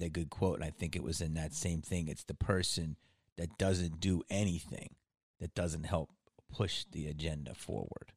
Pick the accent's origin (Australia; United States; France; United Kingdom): United States; Philadelphia, Pennsylvania; moved away; I'm from Philly, okay? From Philly, so I I grew up